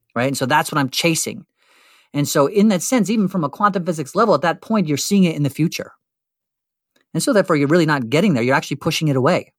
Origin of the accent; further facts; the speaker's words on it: Western New Jersey, United States; as a teenager, let's say seventeen years growing up in Western New Jersey